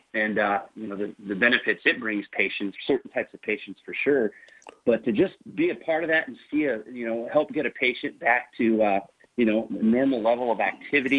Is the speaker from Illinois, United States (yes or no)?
no; northern Indiana, United States; also born or lived in Kansas City, Missouri; now in Warsaw, United States; I grew up in northern Indiana